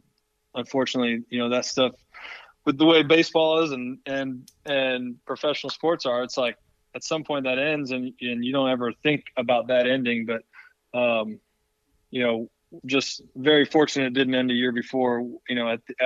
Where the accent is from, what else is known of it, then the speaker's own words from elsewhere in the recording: Cleveland, Ohio, United States; moved away; growing up in Cleveland